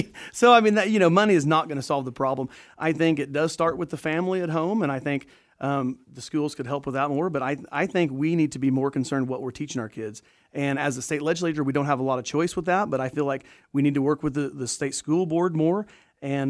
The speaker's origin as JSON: {"language": "English", "town": "Danville", "region": "Kansas", "country": "United States", "said": "I'm from Danville, Kansas, a little Catholic church there, and always went to church"}